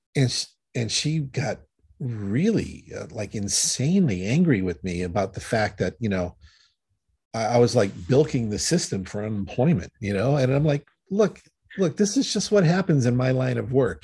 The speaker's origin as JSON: {"language": "English", "region": "Connecticut", "country": "United States", "moved": "yes", "said": "I'm originally from Connecticut"}